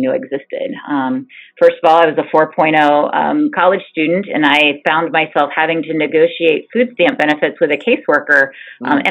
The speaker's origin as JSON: {"language": "English", "town": "Enon", "region": "Ohio", "country": "United States", "tie": "born or raised there", "said": "I grew up in Enon, Ohio, very, very small bedroom community"}